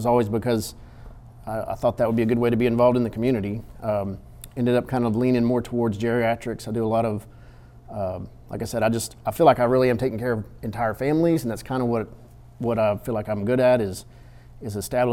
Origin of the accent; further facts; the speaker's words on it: Victoria, Texas, United States; also born or lived in Austin, Texas / Georgetown, Texas / San Antonio, Texas / Waco, Texas; now in Kaufman, United States; grew up in South Texas in Victoria